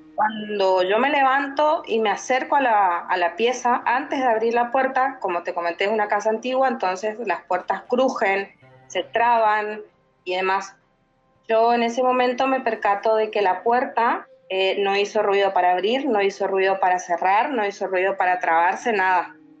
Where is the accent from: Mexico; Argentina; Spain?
Argentina; Yo soy de Argentina.